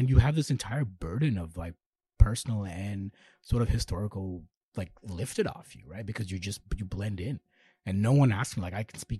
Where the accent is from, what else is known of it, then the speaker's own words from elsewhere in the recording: Toronto, Ontario, Canada; Growing up in North York, Georges Henry.